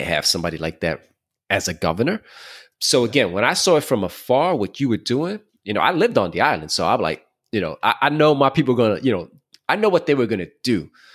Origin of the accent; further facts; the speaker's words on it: New York City, New York, United States; I grew up in Brooklyn